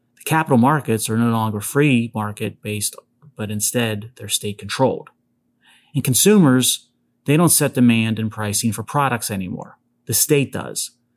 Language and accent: English; Pittsburgh, Pennsylvania, United States; my hometown of Pittsburgh